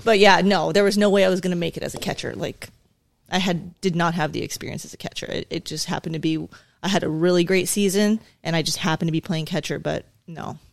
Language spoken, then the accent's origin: English; La Puente, California, United States; also born or lived in South Carolina; I grew up in La Puente, California, uh, predominantly Hispanic, uh, area.